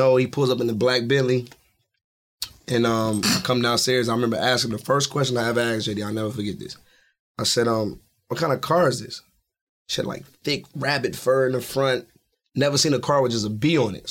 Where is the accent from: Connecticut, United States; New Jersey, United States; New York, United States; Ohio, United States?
Ohio, United States; Columbus; my hometown, Columbus, Ohio